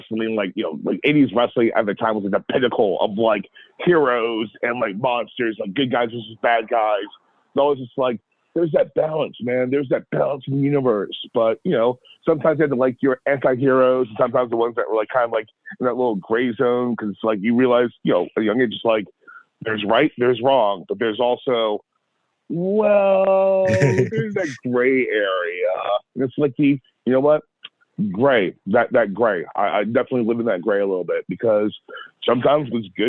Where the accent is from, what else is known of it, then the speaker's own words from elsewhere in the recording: Baltimore, Maryland, United States; born and raised in Baltimore City, grew up on Liberty Heights.